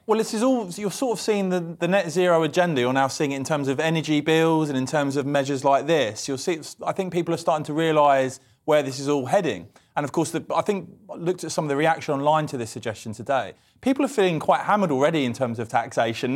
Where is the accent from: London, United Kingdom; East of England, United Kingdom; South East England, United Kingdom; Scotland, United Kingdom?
East of England, United Kingdom; Cambridge; I'm from Cambridge